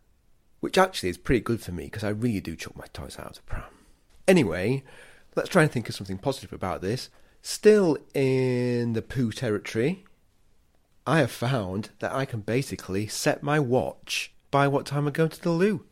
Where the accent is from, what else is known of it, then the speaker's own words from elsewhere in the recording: England, United Kingdom; me being English